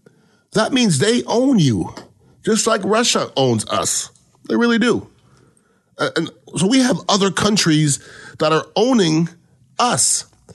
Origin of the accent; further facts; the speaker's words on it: Canada; I'm from Canada, okay?